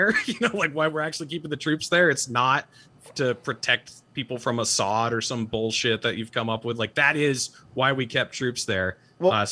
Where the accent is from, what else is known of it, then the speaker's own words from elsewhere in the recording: New Hampshire, United States; also born or lived in Utah; I'm from New Hampshire and I decided to move back to New Hampshire